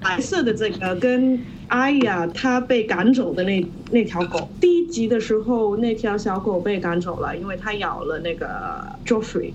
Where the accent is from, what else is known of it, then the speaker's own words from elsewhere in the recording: Hong Kong; moved away as an adult; now in Shanghai, China; 应该听得出来我是香港人吧。所以有的回到香港的时候，就是在剧场里面工作了一年